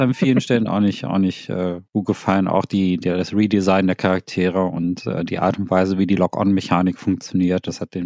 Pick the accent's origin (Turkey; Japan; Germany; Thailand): Thailand; moved away; meinem Heimatland Thailand